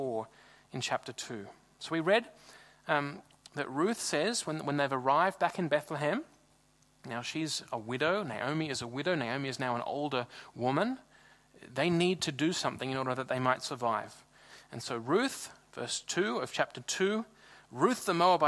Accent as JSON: {"language": "English", "town": "Sydney", "region": "New South Wales", "country": "Australia", "moved": "as an adult", "lives_now": "Freiburg, Germany", "said": "I'm from Sydney in Australia, and Sydney's a really big city."}